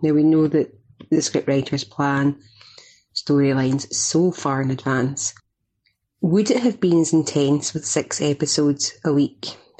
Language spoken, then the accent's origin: English; Scotland, United Kingdom; I'm Scottish.